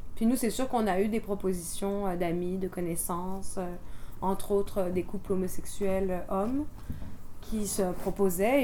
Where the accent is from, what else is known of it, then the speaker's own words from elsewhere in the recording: France; moved away as an adult; also born or lived in Quebec; now in Montreal, Canada; je suis française d'origine et je suis arrivée au Québec il y a 13 ans